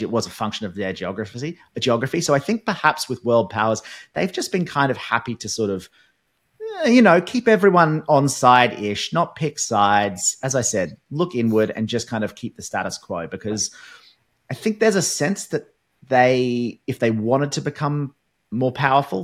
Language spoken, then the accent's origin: English; Australia